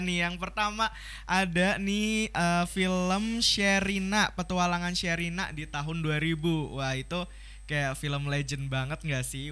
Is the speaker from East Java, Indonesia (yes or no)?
no; Batang, Central Java, Indonesia; Aku tuh dari Jawa Tengah ya, daerah Pantura gitu. Kalau nggak tahu tuh di daerah Batang